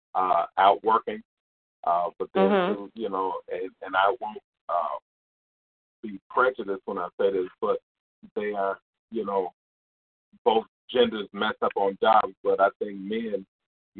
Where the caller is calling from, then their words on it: Indiana, United States; I'm calling from Indiana.